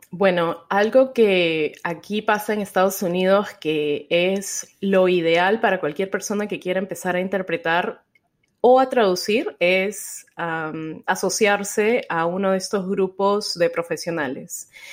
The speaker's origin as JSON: {"language": "Spanish", "region": "Lima", "country": "Peru", "moved": "yes", "lives_now": "Houston, United States", "said": "allá en Lima, que es de donde yo soy"}